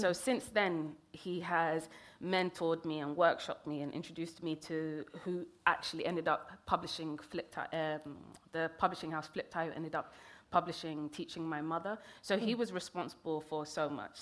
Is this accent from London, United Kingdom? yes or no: yes; London, United Kingdom; also born or lived in Kenya; I grew up in London